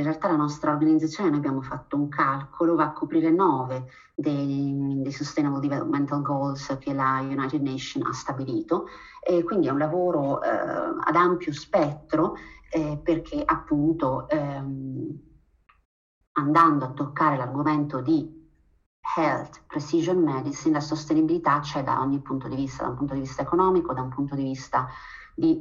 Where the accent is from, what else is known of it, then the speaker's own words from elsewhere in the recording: Abruzzo, Italy; moved away as an adult; also born or lived in Germany; now in Switzerland; io sono nata e cresciuta in Abruzzo